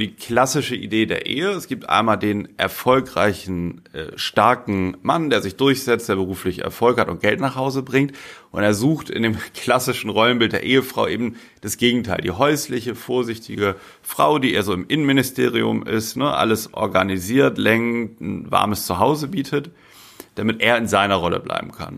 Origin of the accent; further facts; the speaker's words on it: Bremen, Germany; moved away; ich bin in Bremen geboren, ne, ich stamme aus Bremen